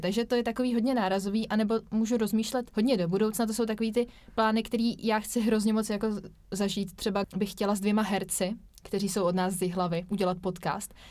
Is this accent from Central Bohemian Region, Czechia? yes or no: no; Vysočina Region, Czechia; my dva, kteří jsme oba z Vysočiny